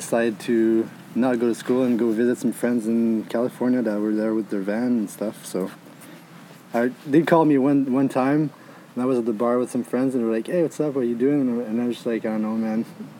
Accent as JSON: {"language": "English", "town": "Montreal", "region": "Quebec", "country": "Canada", "said": "I'm from Canada, in French part, from Montreal, and I am here in Mexico."}